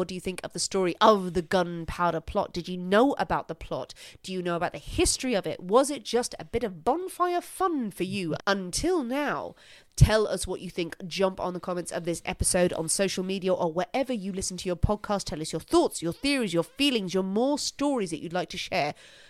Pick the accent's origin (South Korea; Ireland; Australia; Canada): Ireland; now in England; Well, what we did, actually, like living in England as well, but as Irish people, we did bonfires on Halloween.